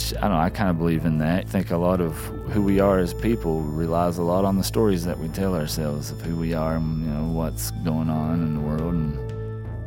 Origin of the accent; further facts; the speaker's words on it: Appalachia, United States; as an artist, as Appalachian